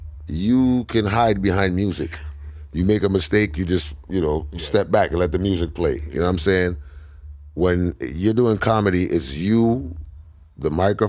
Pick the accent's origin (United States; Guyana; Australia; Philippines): Guyana; Buxton; Yeah, I'm from Buxton, apparently. From Buxton, buddy.